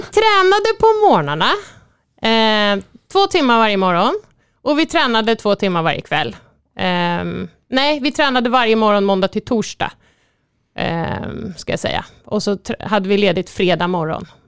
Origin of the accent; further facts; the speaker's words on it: Sweden; som svensk